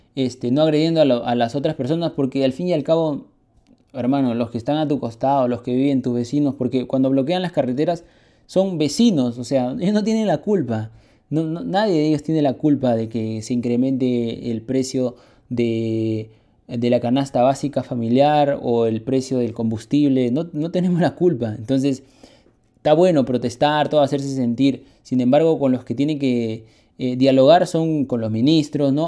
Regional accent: Peru; Los peruanos somos arroceros, de ley

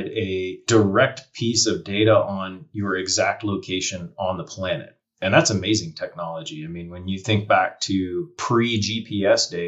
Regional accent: Charlotte, North Carolina, United States; moved away as an adult; also born or lived in Asheville, North Carolina; now in Montana, United States; I grew up in North Carolina. So I grew up in Charlotte, South Central North Carolina

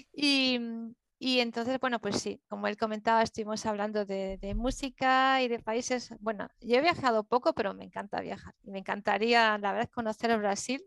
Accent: Galicia, Spain; now in Madrid, Spain; yo nací en Galicia, que está al lado de Portugal, y mm, que hablamos gallego

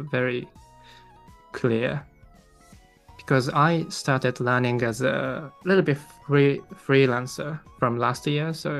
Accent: Tokyo, Japan; accent: Tokyo accent; first language Japanese; English is a second language

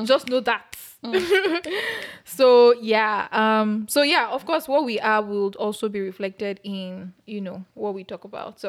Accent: Nigeria; moved away as an adult; now in United States; I am Nigerian. I grew up in Nigeria for the most part of my life until I relocated to the US almost 3 years back for my MBA program.

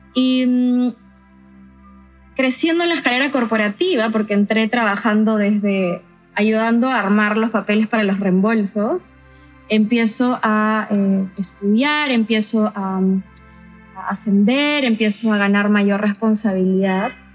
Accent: San Ramón, Junín, Peru; viví la mayor parte de mi infancia y mi adolescencia en San Ramón, Chanchamayo.

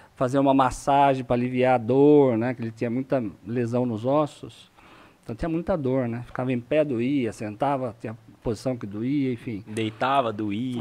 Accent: Itu, São Paulo, Brazil; also born or lived in Sorocaba; eu tenho 49 anos, nasci em Itu

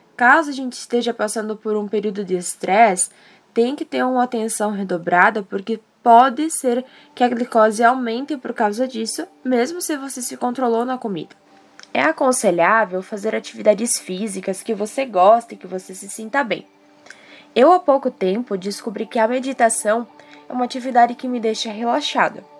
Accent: Erechim, Rio Grande do Sul, Brazil; sou de Erechim, Rio Grande do Sul

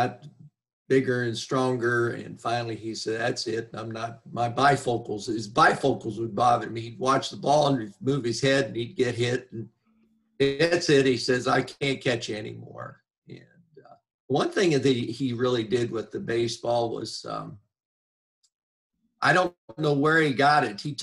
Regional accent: Wooster, Ohio, United States; moved away as an adult; also born or lived in Tennessee / Indiana; I grew up in Worcester, Ohio.

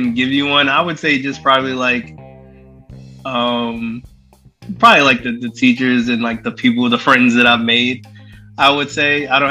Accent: New York City, New York, United States; Brooklyn, New York

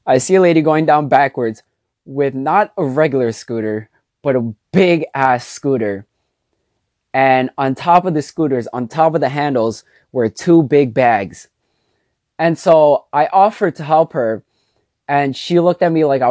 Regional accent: New York City, New York, United States; also born or lived in Jersey City, New Jersey; I was born and raised in New York

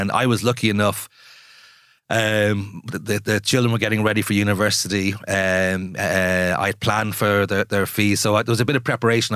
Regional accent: Ireland; moved away as an adult; also born or lived in Jakarta, Indonesia; I spent most of the past twenty years outside of Ireland

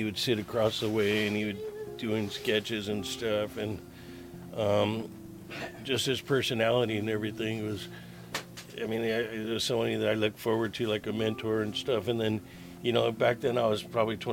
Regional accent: Santa Monica, California, United States; I grew up here in Santa Monica, and my grandmother used to work on the old pier

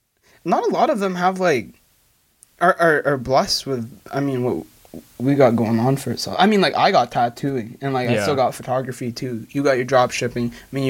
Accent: Philippines; No, we're Filipino, by the way.

